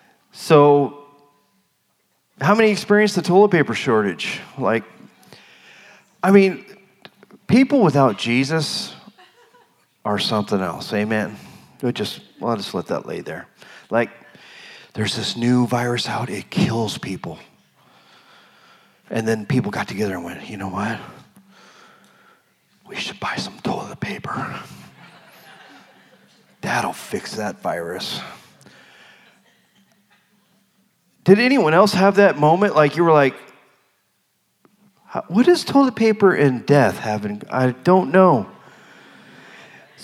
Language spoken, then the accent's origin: English; Arizona, United States; moved away; also born or lived in Colorado; I'm from Arizona. I've never lived in the cold